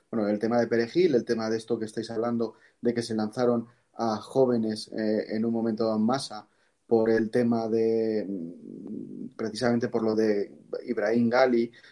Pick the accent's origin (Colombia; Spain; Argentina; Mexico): Spain; evidentemente nosotros somos españoles y tenemos que defender nuestros intereses nacionales y soberanos